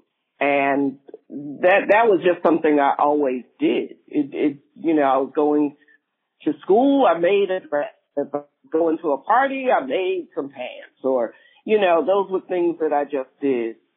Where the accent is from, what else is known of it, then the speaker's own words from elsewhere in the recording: New York City, New York, United States; I'm from Brooklyn, New York, and I've been here in Williamsburg